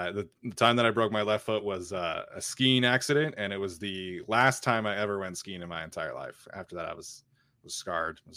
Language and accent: English; Utah, United States; growing up in Utah